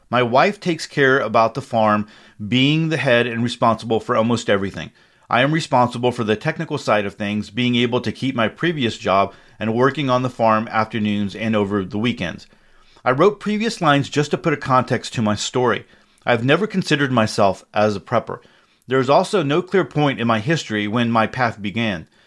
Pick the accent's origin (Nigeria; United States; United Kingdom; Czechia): Czechia; English is a second language; communist Czechoslovakia, now Czech Republic, as the countries were split to Czech Czechia and Slovakia. My hometown was pretty small. It had around 15,000 inhabitants.